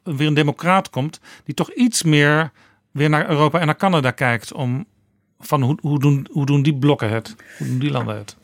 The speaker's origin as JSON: {"language": "Dutch", "country": "Netherlands", "said": "wij als Nederlanders"}